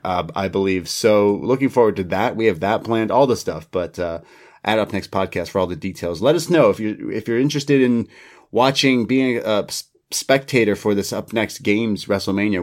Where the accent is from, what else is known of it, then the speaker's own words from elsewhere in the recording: Canada; me as a Canadian